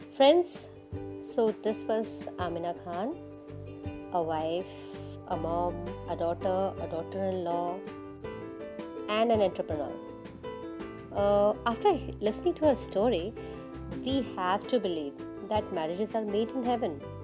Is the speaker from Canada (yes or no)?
no; Kolkata, West Bengal, India; now in Hyderabad, India; I am from Kolkata